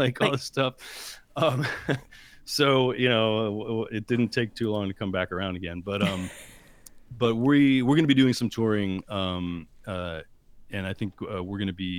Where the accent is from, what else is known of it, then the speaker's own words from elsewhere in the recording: New Jersey, United States; moved away as an adult; also born or lived in Indiana / Washington, D.C. / Boston / Rhode Island; I grew up in Jersey, right outside of New York